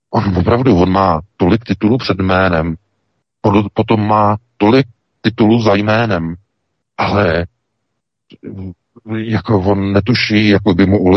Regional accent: Czechia; o nějakou válku na Ukrajině, se kterou vůbec, jako Češi, nemáme vůbec nic společnost

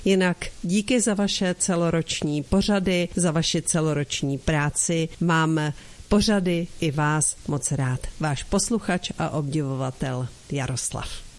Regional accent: Czechia; mé rodné zemi

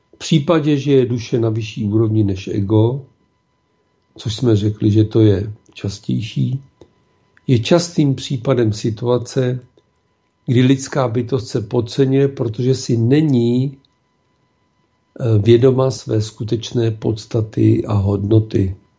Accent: Czechia; jsme my Češi.

